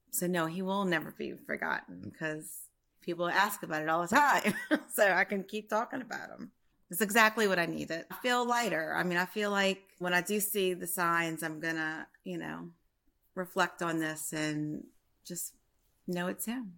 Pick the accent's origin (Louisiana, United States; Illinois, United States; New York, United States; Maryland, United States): Louisiana, United States; Prairieville; I'm from Prairieville, Louisiana, in between New Orleans and Baton Rouge.